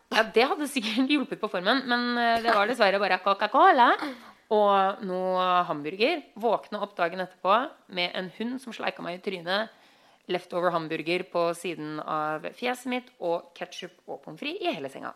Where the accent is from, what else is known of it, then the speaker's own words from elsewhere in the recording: Norway; now in Los Angeles, United States; vi som nordmenn